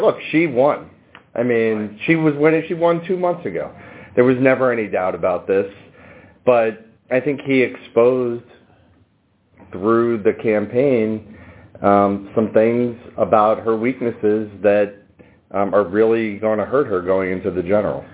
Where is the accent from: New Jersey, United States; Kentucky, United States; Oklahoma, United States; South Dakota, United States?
New Jersey, United States; I'm from Jersey